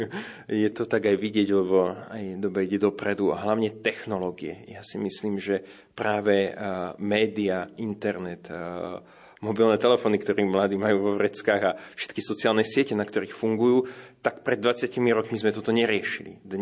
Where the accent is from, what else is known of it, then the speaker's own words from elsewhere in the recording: Dubnica nad Váhom, Trenčín Region, Slovakia; now in Bratislava, Slovakia; Tak ja som z Považia, z Dubnice nad Váhom, kde boli Salesiani. Chodil som do Salesianskej farnosti. Vlastne som vyrastal stále u Salesianov.